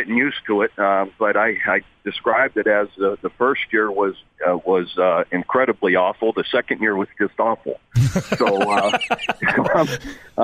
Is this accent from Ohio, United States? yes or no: yes; Ohio, United States; moved away as an adult; also born or lived in Iowa; you go from a steel mill town growing up in Ohio to out to the Midwest to Iowa